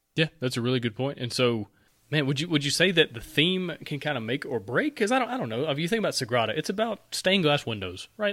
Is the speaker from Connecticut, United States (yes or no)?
no; Alabama, United States; I'm from Alabama. We say things weird all the time